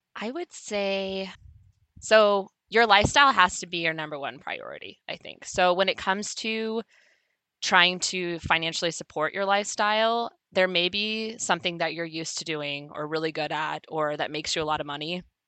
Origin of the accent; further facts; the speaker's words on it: California, United States; I'm from California